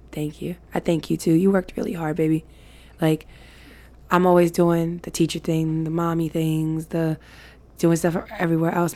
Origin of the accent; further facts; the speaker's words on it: New York, United States; we are of New York. Like, we're from New York.